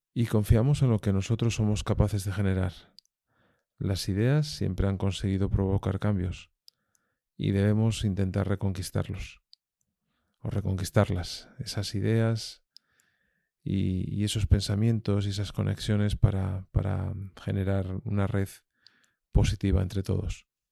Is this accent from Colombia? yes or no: no; Asturias, Spain; los que hemos nacido y desarrollado nuestra actividad en, en Asturias